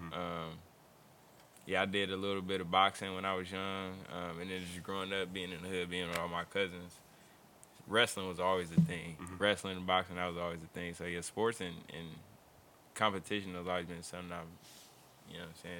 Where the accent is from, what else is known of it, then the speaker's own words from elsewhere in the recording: Oakland, California, United States; also born or lived in Fremont, California; Nah, it's all good. You know what I'm saying? I'm from Oakland, California. Growing up, I was raised by my grandmother. Did a lot of bouncing around.